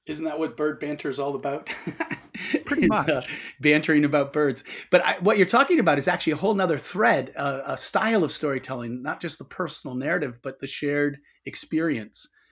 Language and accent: English; Toledo, Ohio, United States; moved away; I was born and raised in Toledo, Ohio.